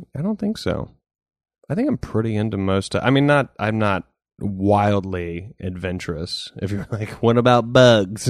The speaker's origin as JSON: {"language": "English", "region": "the South", "country": "United States", "tie": "born or raised there", "said": "growing up in the South"}